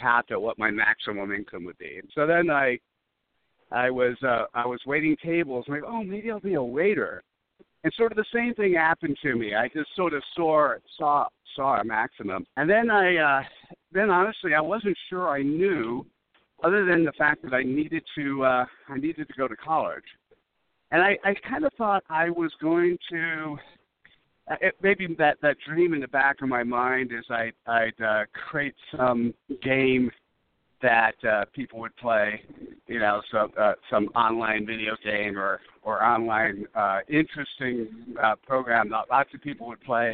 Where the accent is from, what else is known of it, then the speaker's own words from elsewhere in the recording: New Jersey, United States; also born or lived in Brooklyn, New York; I grew up on the East Coast, born in Brooklyn, raised in New Jersey